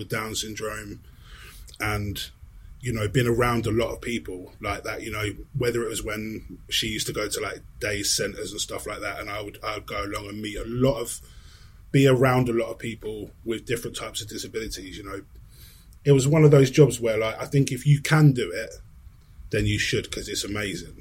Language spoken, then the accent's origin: English; Sussex, South East England, United Kingdom; moved away as an adult; also born or lived in London; I live back in Sussex now, pretty much where I grew up